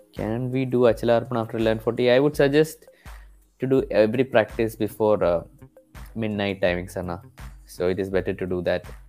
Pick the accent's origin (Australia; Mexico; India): India; Kerala; am from the state called Kerala, which is in the southern tip of uh, India.